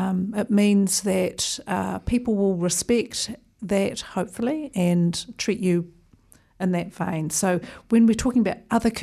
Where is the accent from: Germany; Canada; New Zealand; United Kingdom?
New Zealand; Auckland; also born or lived in Wellington; So I was here for a grand total of 14 days before we moved to Auckland, where I did my schooling